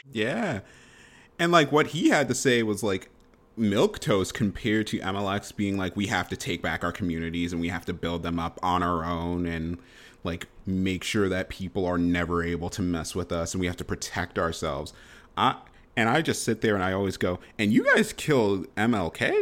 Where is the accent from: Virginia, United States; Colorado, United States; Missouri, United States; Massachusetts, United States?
Massachusetts, United States; Boston